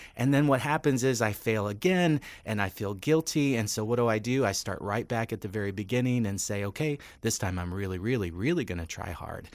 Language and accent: English; Western Pennsylvania, United States; moved away; I grew up in Western Pennsylvania.